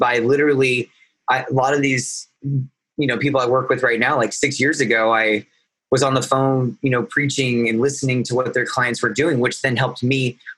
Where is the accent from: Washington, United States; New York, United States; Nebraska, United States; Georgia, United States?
Nebraska, United States; moved away as an adult; now in Los Angeles, United States; I'm from Nebraska